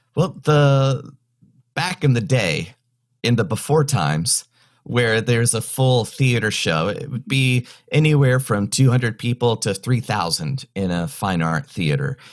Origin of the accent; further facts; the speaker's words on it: North Carolina, United States; moved away as an adult; also born or lived in California / Kentucky / Orlando / Austin, Texas; now in Chicago, United States; I was born in California, raised in the mountains of North Carolina